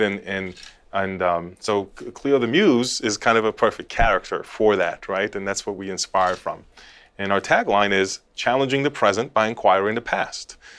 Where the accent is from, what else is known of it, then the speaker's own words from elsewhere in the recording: Los Angeles, California, United States; I grew up in Los Angeles in California.